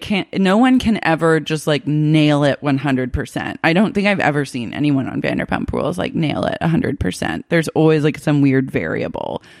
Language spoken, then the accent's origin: English; Oklahoma City, Oklahoma, United States; I grew up in Oklahoma City